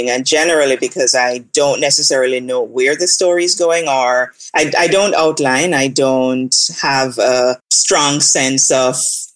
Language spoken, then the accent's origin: English; Jamaica; also born or lived in Brooklyn, New York; now in United States; I grew up in Jamaica, and then when I moved here, I lived in Brooklyn for about 8 or so years